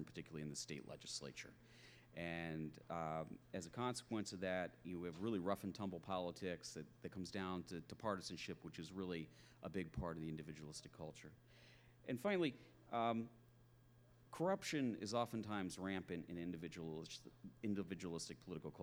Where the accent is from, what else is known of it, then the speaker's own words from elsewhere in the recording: Philadelphia, Pennsylvania, United States; I'm from Philadelphia